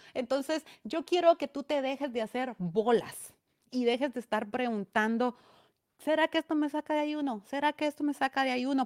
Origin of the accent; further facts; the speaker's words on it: Esquipulas, Chiquimula, Guatemala; A mí me siguen personas de mi pueblo, de aldeas de mi pueblo